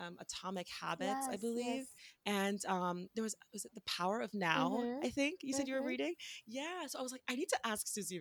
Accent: Washington, District of Columbia, United States; I'm from Washington, D.C. I live here right now

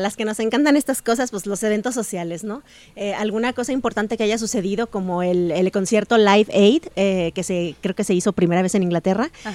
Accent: Mexico; aquí en México, evidentemente, hay comunidades argentinas y francesas, pero pues somos mexicanos

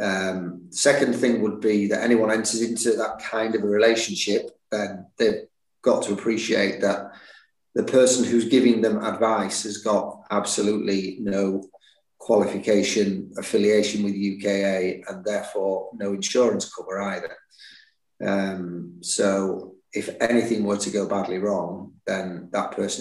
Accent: Leeds, Yorkshire and the Humber, United Kingdom; also born or lived in Barnsley; I was born in Barnsley, yeah, and moved to Leeds when I was seven.

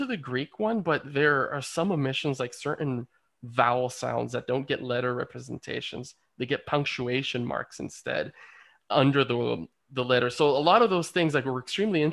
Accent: Dominican Republic; also born or lived in Baní, Dominican Republic; now in Israel; my home country of the Dominican Republic

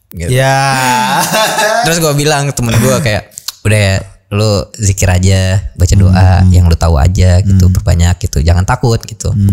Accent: Indonesia; moved away as an adult; now in Hanover, Germany

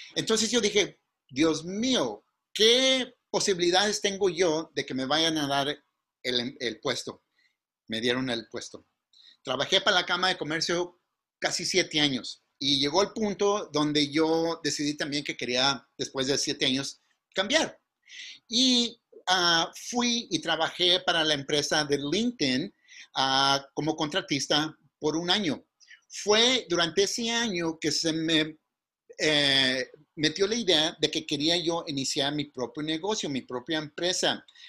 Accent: Mountain View, California, United States; accent: pocho; first language Spanish; also born or lived in Zacatecas, Mexico; el inglés es mi segundo idioma, porque al mes que nací nos regresamos a Zacatecas y allí vivimos hasta la edad de cinco años cuando volvimos a regresar a California.

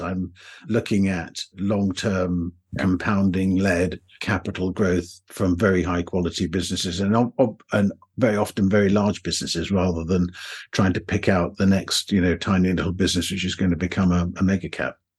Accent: England, United Kingdom; accent: somewhat English; my somewhat English accent

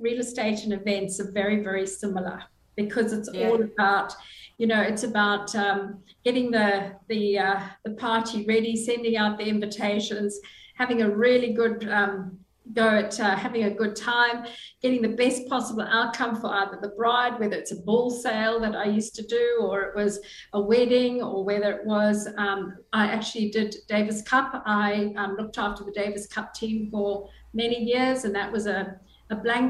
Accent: Zimbabwe; moved away as an adult; now in Australia; Well, Julie, we came from Zimbabwe. We were very blessed to be welcomed into Australia. We came in 2001 and we arrived with our young son

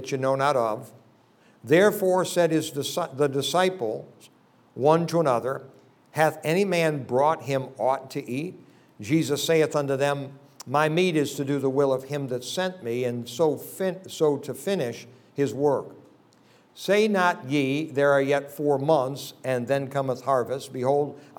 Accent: between Rochester and Syracuse, New York, United States; I live about 340 miles from New York City, almost to Buffalo, near Rochester, in between Rochester and Syracuse, in an area that I grew up

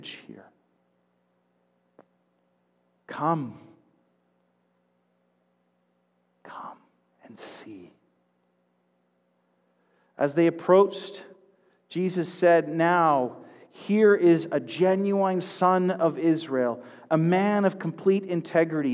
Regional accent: Duncan, British Columbia, Canada; Can anything good come from Duncan? My hometown had a nickname, Drunken Duncan

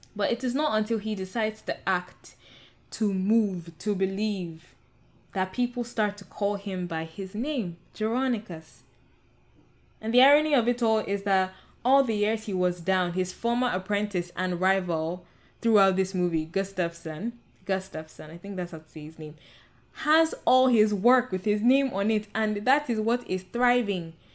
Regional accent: Nigeria; I'm Nigerian, and I I come from the Yoruba um, ethnic group

